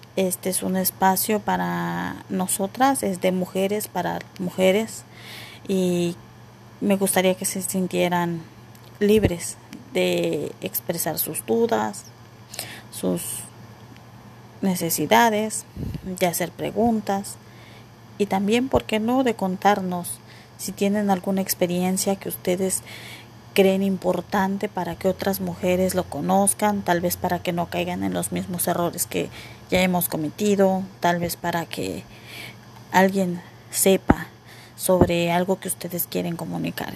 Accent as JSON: {"language": "Spanish", "country": "Mexico", "said": "yo soy mexicana"}